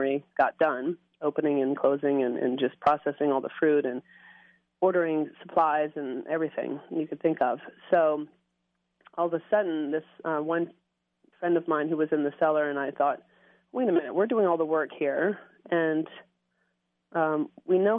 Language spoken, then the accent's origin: English; Norfolk, Virginia, United States; moved away as an adult; also born or lived in London / Australia / Burgundy; now in California, United States; born and raised in Norfolk, Virginia, went to school there and college in William & Mary